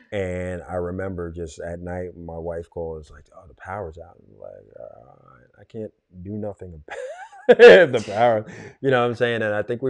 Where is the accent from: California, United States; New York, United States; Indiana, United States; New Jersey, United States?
New York, United States; New York City; also born or lived in Corona, Queens; I grew up, you know, I'm from Queens, Rosedale, Queens, which is kind of suburban-ish